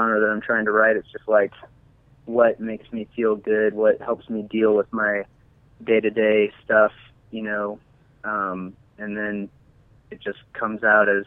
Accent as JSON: {"language": "English", "region": "Kansas", "country": "United States", "also_born_or_lived": "Dallas, Texas", "moved": "yes", "lives_now": "Austin, United States", "said": "I'm actually from Kansas, and I'm actually in Kansas right now with the folks for Thanksgiving weekend"}